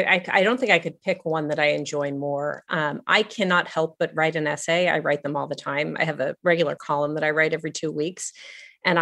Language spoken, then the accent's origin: English; Los Angeles, California, United States; moved away; I grew up in Los Angeles, and my mother and my grandparents all grew up in Los Angeles. We've been there for a long time.